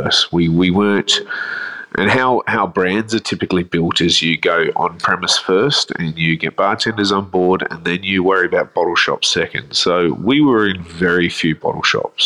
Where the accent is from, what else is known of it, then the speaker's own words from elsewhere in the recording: Adelaide, South Australia, Australia; now in Melbourne, Australia; I grew up in Adelaide, so you can never take this out of me.